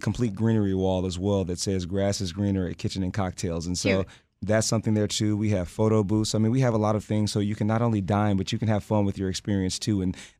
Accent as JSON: {"language": "English", "town": "Dallas", "region": "Texas", "country": "United States", "also_born_or_lived": "Europe", "said": "I'm from Dallas originally"}